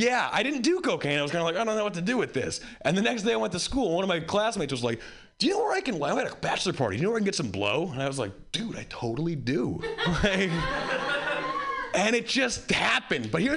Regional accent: Hawaii, United States; I grew up white in Hawaii

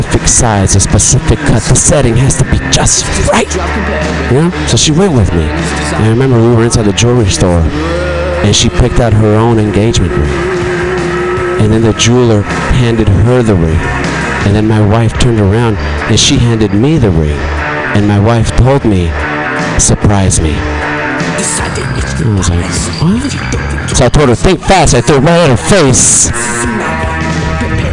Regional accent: Southern California, United States; I'm from Southern California

